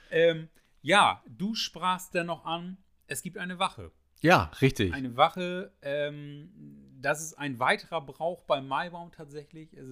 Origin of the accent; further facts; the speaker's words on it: Germany; da, da, sind wir aus Friesen ganz eigen, da sind wir unser, unser kleines verrücktes Völkchen.